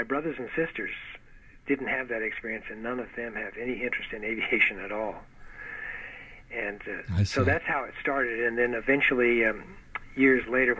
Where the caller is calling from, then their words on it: San Diego, California, United States; San Diego.